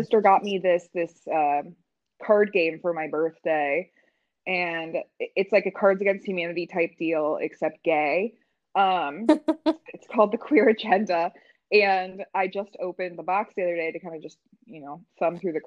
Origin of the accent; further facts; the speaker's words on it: Indianapolis, Indiana, United States; I'm also from Indianapolis. I grew up here.